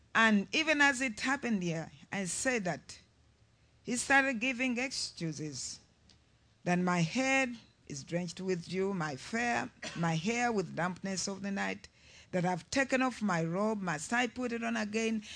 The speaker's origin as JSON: {"language": "English", "country": "Uganda", "said": "I'm from Uganda"}